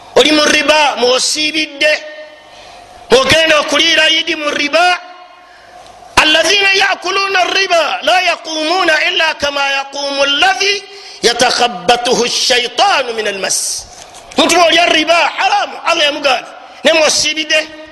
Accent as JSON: {"language": "Ganda", "country": "Uganda"}